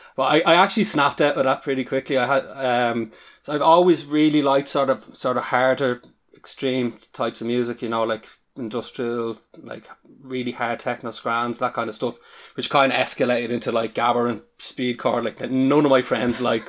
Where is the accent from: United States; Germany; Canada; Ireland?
Ireland; accent: Irish; you can probably tell from my accent, accent that I'm Irish